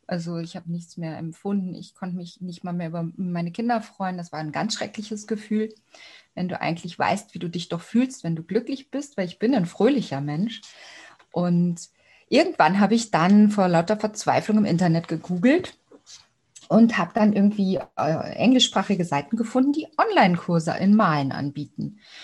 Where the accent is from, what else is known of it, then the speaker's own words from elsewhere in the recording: Cologne, North Rhine-Westphalia, Germany; moved away as an adult; also born or lived in Stuttgart; now in Austria; Na, ich bin ja auch eine Kölsche. Ich komme eigentlich aus Köln